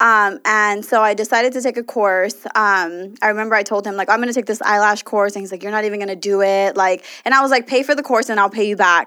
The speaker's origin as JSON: {"language": "English", "town": "Los Angeles", "region": "California", "country": "United States", "said": "us L A people, like, really are spoiled by weather"}